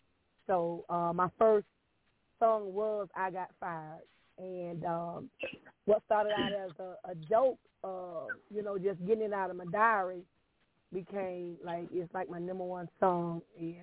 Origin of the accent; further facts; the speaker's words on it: Hardaway, Florida, United States; I'm originally from Florida, Hardaway, Florida